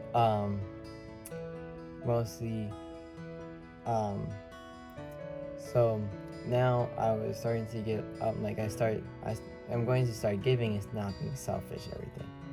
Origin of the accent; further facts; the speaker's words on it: Orlando, Florida, United States; also born or lived in Bronx, New York; I was born in New York in the Bronx, and then moved um, to Orlando after a few months.